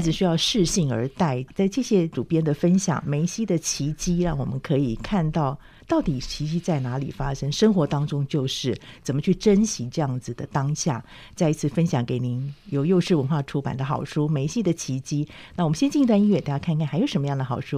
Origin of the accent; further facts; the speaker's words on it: Taiwan; 其实跟台湾现在环境也有点接近，嗯、我们也是来自好多地方的一些混跟在地的原住民嘛